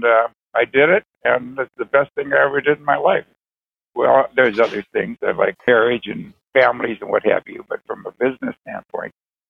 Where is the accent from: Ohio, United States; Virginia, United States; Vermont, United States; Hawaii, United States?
Ohio, United States; Lakewood; moved away as an adult; also born or lived in Toledo, Ohio / Chicago / Los Angeles / Minneapolis; now in Houston, United States; Originally, I'm from Cleveland, Cleveland, Ohio, actually a suburb called Lakewood. And I was born and raised there many, many years.